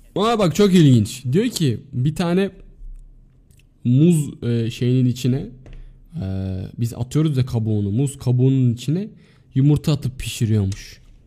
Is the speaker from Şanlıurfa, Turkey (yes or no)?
no; Adana, Turkey